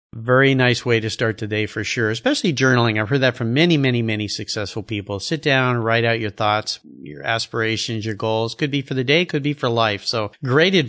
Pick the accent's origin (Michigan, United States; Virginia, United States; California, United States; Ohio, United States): California, United States; Southern; I grew up in Southern California where nobody had an accent